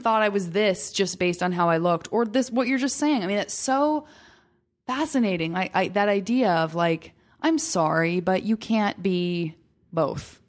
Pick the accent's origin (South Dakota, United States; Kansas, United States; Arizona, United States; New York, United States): Arizona, United States; Tucson; from Tucson, Arizona, and it's, again, it's not like a hugely metropolitan city